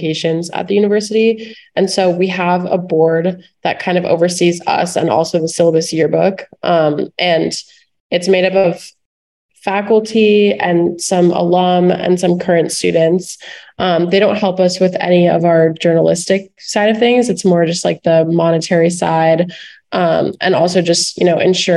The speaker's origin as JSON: {"language": "English", "town": "Miami", "region": "Florida", "country": "United States", "moved": "yes", "said": "I'm also going to be a junior and I'm from Miami, Florida"}